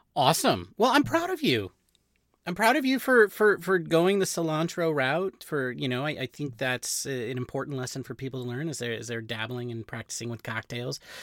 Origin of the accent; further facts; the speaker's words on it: California, United States; We, we are Mexican. And, uh, and so we are, you know, and we're, but we grew up in California.